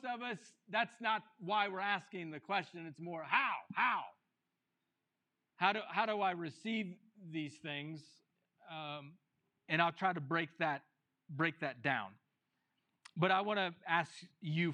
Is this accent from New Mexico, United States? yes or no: yes; New Mexico, United States; the people from New Mexico, we know